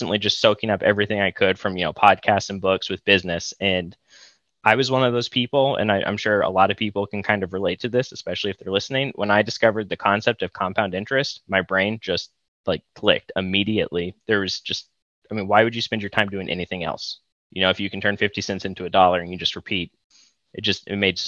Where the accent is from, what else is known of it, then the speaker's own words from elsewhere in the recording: Austin, Texas, United States; moved away as an adult; now in Ann Arbor, United States; I'm from Austin, actually, originally